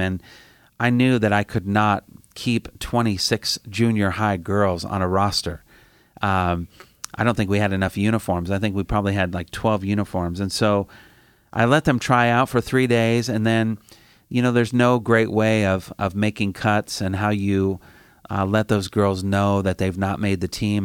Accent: Indiana, United States; I'm from Indiana, the Midwest, one of the flyover states

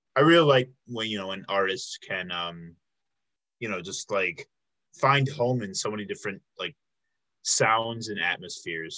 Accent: Chicago, Illinois, United States; moved away as an adult; also born or lived in Milwaukee; I'm actually originally from the Chicago area.

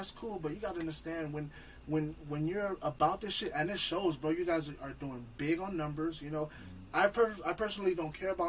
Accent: Los Angeles, California, United States; And I'm from LA, but I'm not a real LA dude where I take my shoes off, bro.

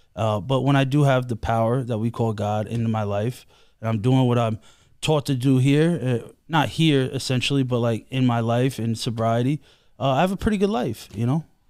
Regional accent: New York City, New York, United States; I am from Queens, and, and, uh, You know, like, Bayside

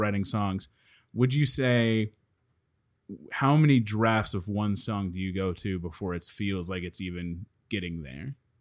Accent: Dallas, Texas, United States; I'm from Dallas

